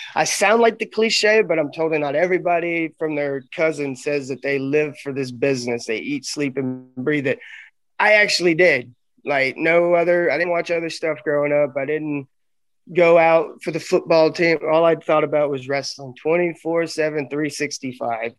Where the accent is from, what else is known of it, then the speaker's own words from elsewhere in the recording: Arkansas, United States; moved away; also born or lived in Memphis, Tennessee; I'm from Arkansas originally, and I, I love Arkansas. Got my roots there. I started wrestling there